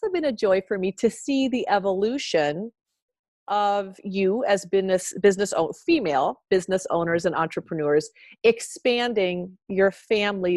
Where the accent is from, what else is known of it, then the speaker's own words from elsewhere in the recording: Iowa, United States; Growing up in Iowa